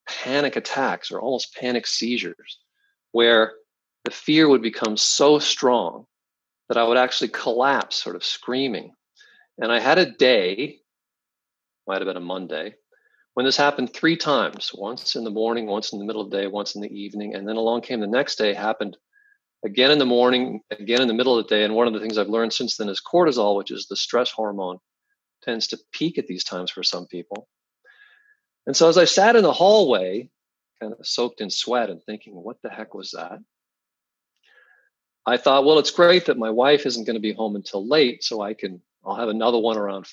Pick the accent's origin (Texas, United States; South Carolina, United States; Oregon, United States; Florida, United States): Oregon, United States; Salem; also born or lived in Eugene, Oregon; I grew up in Oregon, high school in Salem, college in Eugene